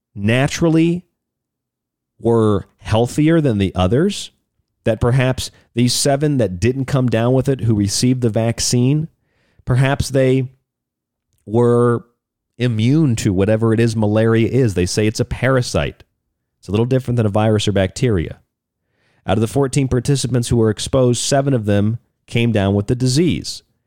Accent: Florida, United States; I grew up in Florida.

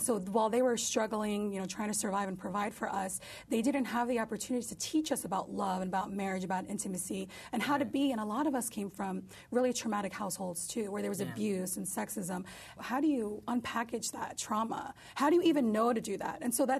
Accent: New York, United States; But I'm Turkish. I'm also part Kurdish. I'm a Muslim, but I'm a New Yorker. I'm an American.

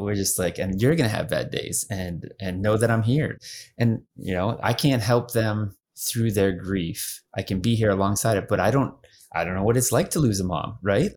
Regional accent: Erie, Pennsylvania, United States; moved away as an adult; now in Houston, United States; We're from Pennsylvania area, Erie, Pennsylvania.

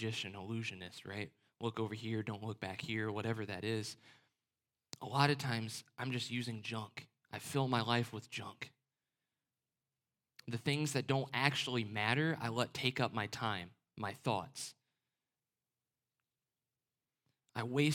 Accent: the North, United States; My family's from the South, even though I was raised in the North.

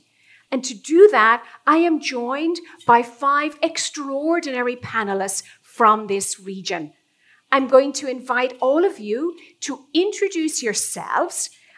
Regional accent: Ireland; now in New York City, United States; unless the accent neglects to betray, my hometown is in Ireland, but I call New York City home now.

